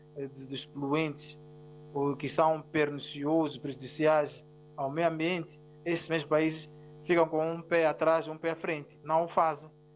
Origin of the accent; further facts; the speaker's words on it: Mozambique; first language Ronga; Portuguese is a second language; a minha língua materna ronga